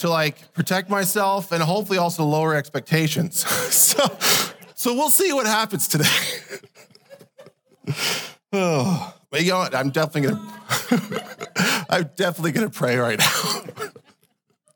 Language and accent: English; Canada; I was born into Canada, and so I'm born a Canadian citizen